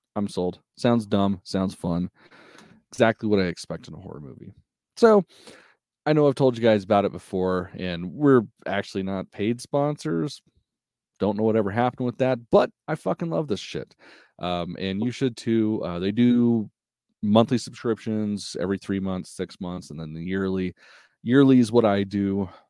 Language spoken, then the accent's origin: English; United States; I'm American